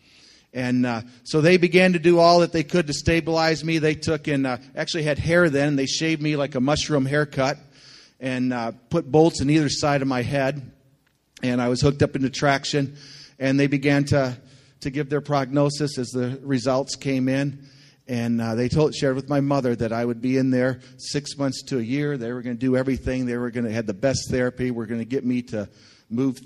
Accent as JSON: {"language": "English", "town": "Linden", "region": "Michigan", "country": "United States", "tie": "born or raised there", "also_born_or_lived": "Thailand / Philippines", "moved": "as an adult", "said": "I was born and raised in this area. I grew up on Lake Shannon, went to Linden Schools my whole life"}